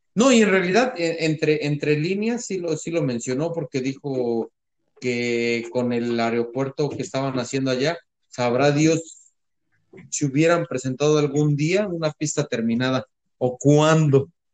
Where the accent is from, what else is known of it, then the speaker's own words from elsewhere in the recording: Mexico; now in United States; sí somos mayoría mexicanos